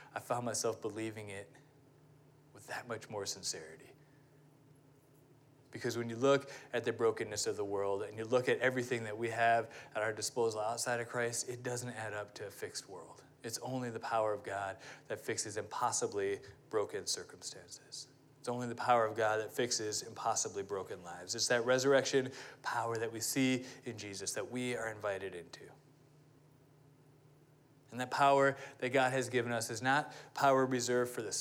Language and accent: English; United States; me being an American